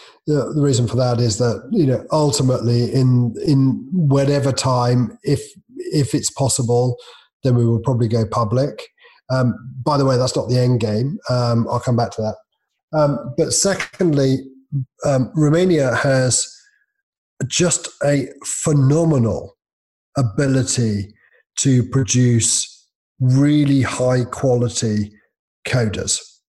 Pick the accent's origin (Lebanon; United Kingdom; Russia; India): United Kingdom; I'm British. It's curry, obviously.